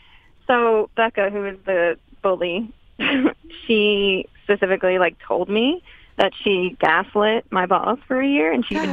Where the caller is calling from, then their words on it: Los Angeles, California, United States; I'm calling from L.A.